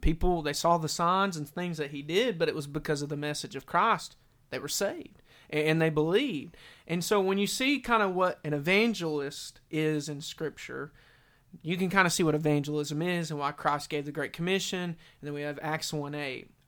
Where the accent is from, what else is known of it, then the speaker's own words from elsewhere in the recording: Maryville, Tennessee, United States; I grew up in Maryville, you know. We went to a little backwoods church